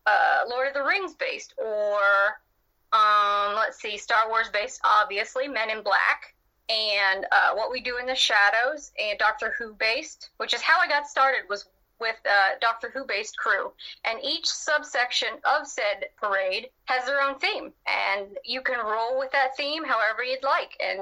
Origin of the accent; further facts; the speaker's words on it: Louisiana, United States; I am from Louisiana in the United States, if you guys couldn't tell from my accent